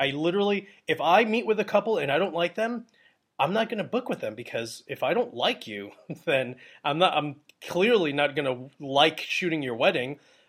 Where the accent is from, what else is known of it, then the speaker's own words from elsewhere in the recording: New York, United States; one of my closest friends that I grew up with in Long Island.